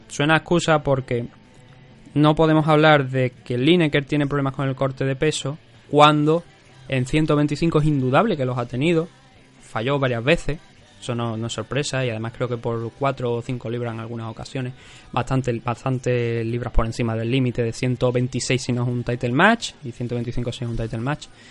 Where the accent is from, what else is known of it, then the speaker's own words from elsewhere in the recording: Cádiz, Andalusia, Spain; yo soy gaditano